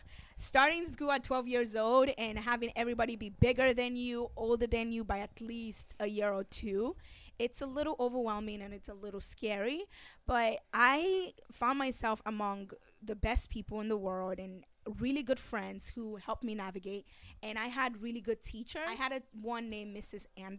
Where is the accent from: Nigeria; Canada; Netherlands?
Nigeria; now in Long Beach, United States; Well, I am currently a student at Cal State Long Beach. I came from Nigeria and I'm an orphan.